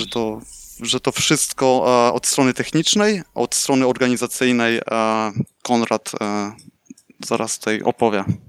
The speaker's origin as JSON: {"language": "Polish", "town": "Słupsk", "region": "Pomeranian Voivodeship", "country": "Poland", "tie": "born or raised there", "moved": "as an adult", "lives_now": "Netherlands", "said": "urodziłem się w Słupsku, od 4 lat e, mieszkam w Holandii"}